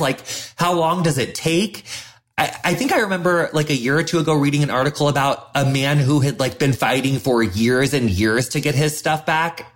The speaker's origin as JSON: {"language": "English", "area": "the middle of America", "region": "Midwest", "country": "United States", "tie": "born or raised there", "said": "as a white person growing up in the middle of America"}